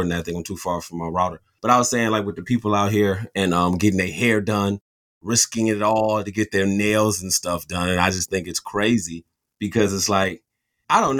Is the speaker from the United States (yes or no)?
yes; Michigan, United States; we're from Michigan.